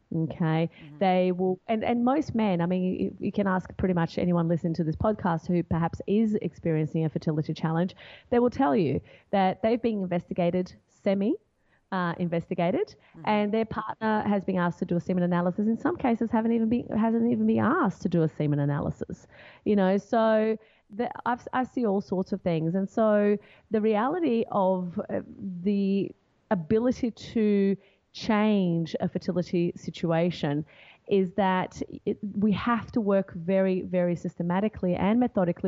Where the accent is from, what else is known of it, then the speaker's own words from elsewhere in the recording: Brazil; moved away as an adult; now in Australia; I'm originally from Brazil and uh, my parents still live in Brazil now, but they immigrated here and they lived here for a few years decided to go back and then when i turned 18 i was like okay i need to i can't live in brazil anymore